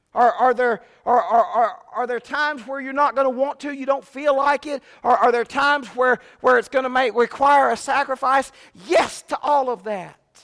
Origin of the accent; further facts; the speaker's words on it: Fremont, California, United States; growing up in Fremont, California, we were about an hour away from the Oakland A's